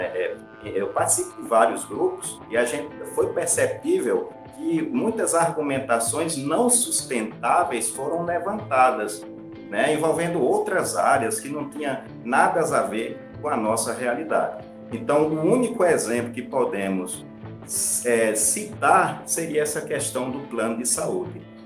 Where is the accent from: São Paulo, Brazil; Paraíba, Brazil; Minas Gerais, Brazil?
Paraíba, Brazil; Patos; eu sou da cidade de Patos